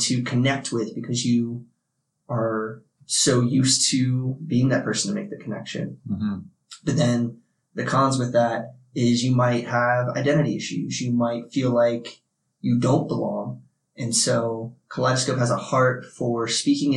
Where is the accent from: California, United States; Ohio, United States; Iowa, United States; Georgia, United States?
Ohio, United States; moved away as an adult; also born or lived in New Jersey / Japan / Virginia; I was born in New Jersey, but I was in the Air Force. And so we moved to Japan real early. I was 2, landed in Japan, was there until I was 4 when we moved back to Ohio. And I spent majority of my young years till 18 in Ohio and then moved to Virginia